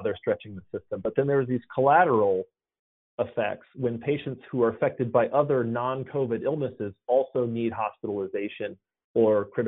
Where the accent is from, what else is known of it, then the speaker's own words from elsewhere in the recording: Atlanta, Georgia, United States; I was born and raised in Atlanta, and I live here now.